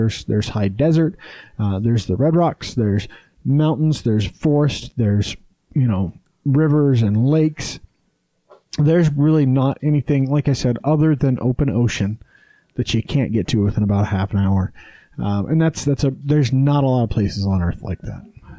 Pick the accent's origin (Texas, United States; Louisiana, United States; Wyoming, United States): Wyoming, United States; now in Utah, United States; And I grew up in the mountains. I grew up in Wyoming, in, you know, a fucking shitty desert, worse than Utah. But I've lived here half my life now, almost.